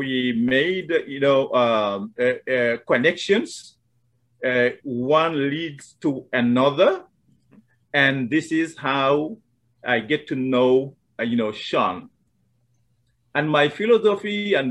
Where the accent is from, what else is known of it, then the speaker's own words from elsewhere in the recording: Mauritania; English is a second language; moved away as an adult; now in United States; I was born in Mauritania, raised there